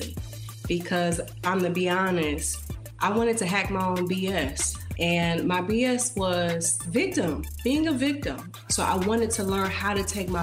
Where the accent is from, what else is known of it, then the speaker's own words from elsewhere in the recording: Detroit, Michigan, United States; I grew up in Detroit